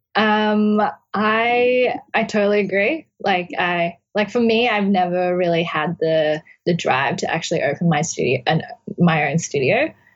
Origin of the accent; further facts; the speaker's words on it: Brisbane, Queensland, Australia; moved away as an adult; now in New York City, United States; it's my hometown and where I grew up.